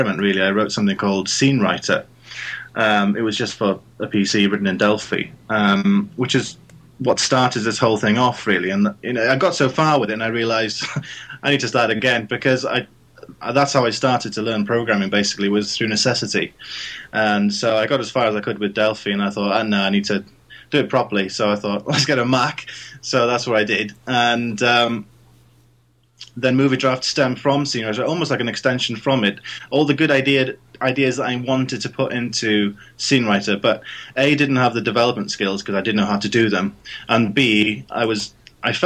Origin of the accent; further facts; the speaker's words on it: Wales, United Kingdom; accent: Welsh; now in Banbury, United Kingdom; it's a Welsh accent. I'm originally from Wales, so it's got a bit of a twang to it.